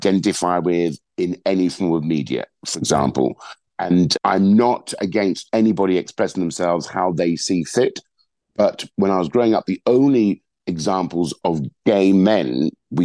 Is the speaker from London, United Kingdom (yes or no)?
yes; London, United Kingdom; a Black man who's born and raised in London